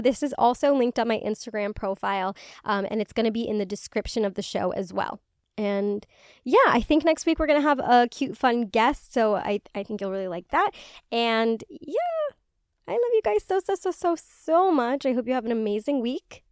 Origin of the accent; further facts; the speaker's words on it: Illinois, United States; the area code in my, in my hometown